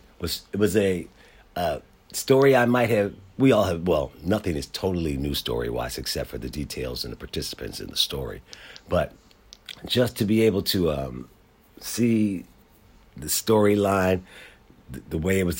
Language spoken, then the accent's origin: English; Philadelphia, Pennsylvania, United States; as a black man growing up in Philadelphia